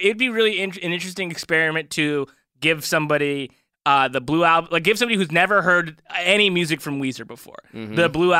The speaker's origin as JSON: {"language": "English", "town": "Downey", "region": "California", "country": "United States", "said": "I'm from Downey."}